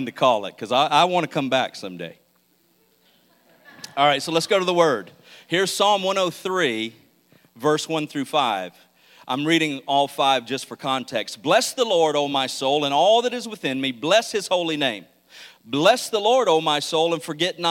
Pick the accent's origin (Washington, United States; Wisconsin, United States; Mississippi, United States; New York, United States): Mississippi, United States; I was raised in Mississippi